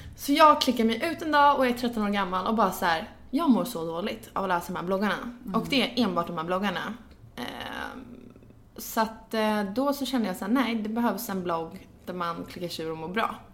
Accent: Gnesta, Södermanland, Sweden; jag kommer från Gnesta utanför Stockholm

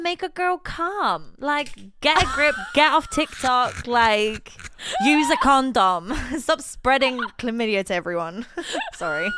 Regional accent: Poland; moved away; I am, in fact, Polish

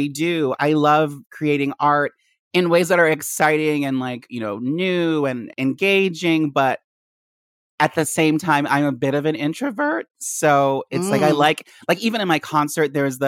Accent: D.C. area, Maryland, United States; moved away as an adult; also born or lived in Philadelphia; now in New York, United States; I was born and raised in the Maryland, D.C. area

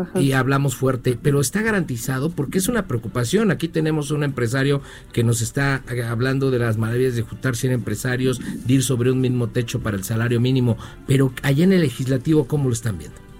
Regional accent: Mexico; todos somos mexicanos

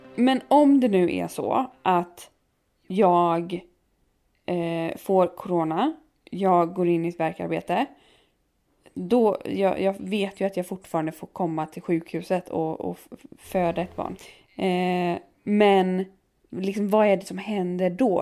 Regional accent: Halmstad, Halland County, Sweden; i Halland, eller i Halmstad där jag kommer ifrån

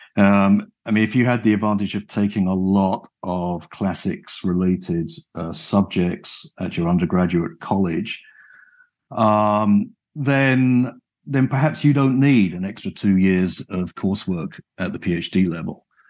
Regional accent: United Kingdom; moved away as an adult; now in Chicago, United States; I was brought up and educated in the United Kingdom

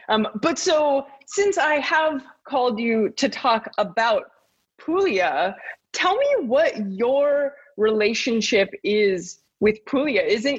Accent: United States; moved away as an adult; also born or lived in London, United Kingdom; now in Italy; So I am American. I have just moved to Italy from London.

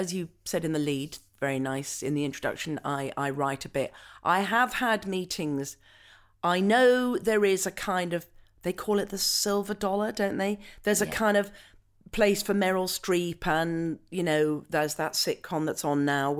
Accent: Scotland, United Kingdom; you know, I am Scottish and I was brought up as a Scot, but I don't have a Scottish accent.

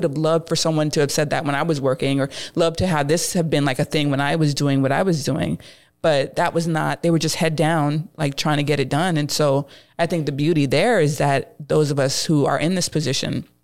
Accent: United States; as someone who's here, growing up here, you know, seeing being partially American and partially Jamaican

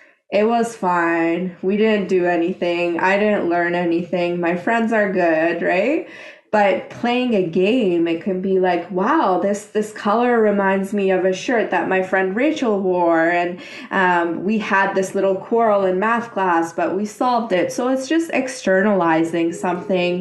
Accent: Iran; in my country, I'm from Iran

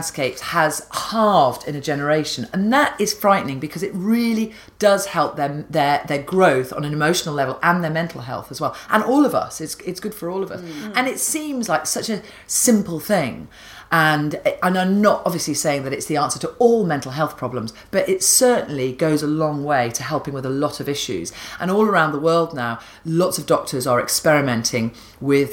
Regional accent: Rutland, East Midlands, United Kingdom; I grew up in Rutland

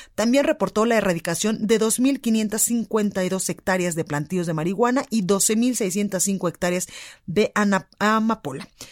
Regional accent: Guadalajara, Jalisco, Mexico; now in Mexico City, Mexico; en Guadalajara, Jalisco, en La Perla, Tapatía, en mi tierra por el 100.3

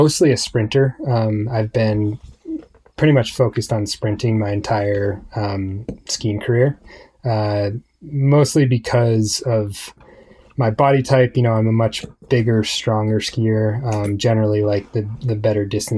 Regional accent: Aspen, Colorado, United States; growing up in Aspen

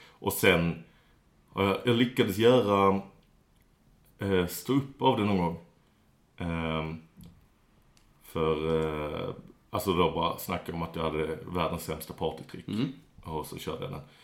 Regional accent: Skåne, Sweden; Jag är eh, det som kallas skåning

